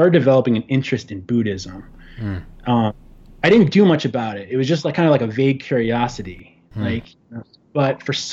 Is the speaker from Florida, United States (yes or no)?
no; Chicago, Illinois, United States; moved away as an adult; now in New York City, United States; I grew up in Chicago, in the north suburbs of Chicago